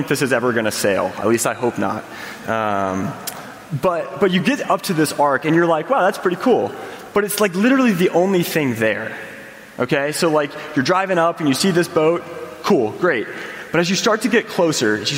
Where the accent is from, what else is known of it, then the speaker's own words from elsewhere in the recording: Indiana, United States; I grew up in Indiana